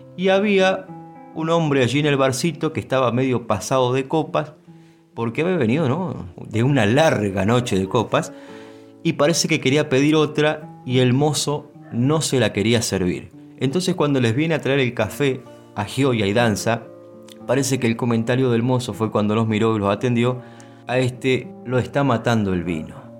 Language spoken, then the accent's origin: Spanish; San Vicente, Buenos Aires Province, Argentina; en mi pueblo, en San Vicente